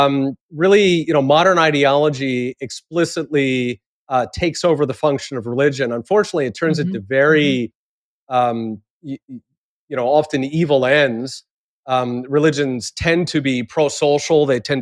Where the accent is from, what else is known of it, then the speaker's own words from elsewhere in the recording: Japan; I grew up partly in Japan, and certainly people do that there.